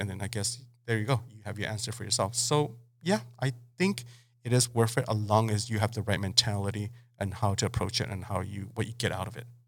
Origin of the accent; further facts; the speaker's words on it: Mexicali, Baja California, Mexico; moved away as an adult; also born or lived in Los Angeles; I kind of just got raised and born in Mexicali. Um, I didn't really leave Mexicali till I was till I graduated till I graduated high school